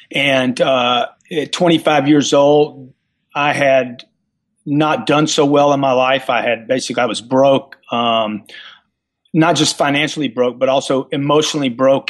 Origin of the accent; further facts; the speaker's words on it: Louisiana, United States; I'm a self-made guy. I came from Louisiana.